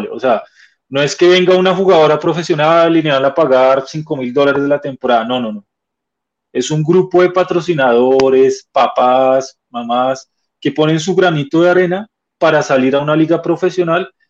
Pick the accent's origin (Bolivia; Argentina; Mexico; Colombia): Colombia